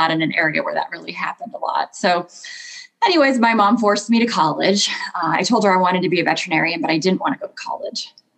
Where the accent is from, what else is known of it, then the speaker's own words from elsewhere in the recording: Michigan, United States; I grew up in Michigan